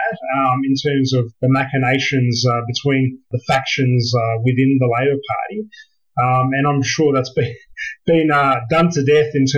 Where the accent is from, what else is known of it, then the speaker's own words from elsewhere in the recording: Sydney, New South Wales, Australia; Growing up in Villawood